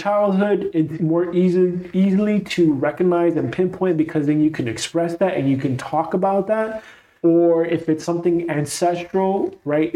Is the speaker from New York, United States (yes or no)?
yes; New York City, New York, United States; growing up in Brooklyn, New York, New York City